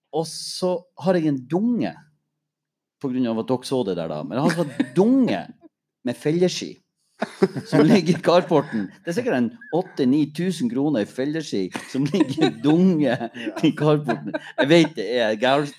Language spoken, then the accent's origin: Norwegian; Mo i Rana, Nordland, Norway; jeg er fra Mo